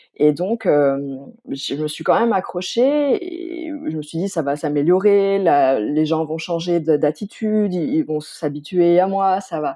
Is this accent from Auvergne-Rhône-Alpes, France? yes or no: yes; Pont-de-Beauvoisin, Auvergne-Rhône-Alpes, France; moved away as an adult; also born or lived in Stuttgart, Germany; now in Germany; je viens originairement de Pont-de-Beauvoisin. C'est une petite ville qui est située entre l'Isère et la Savoie, donc région Rhône-Alpes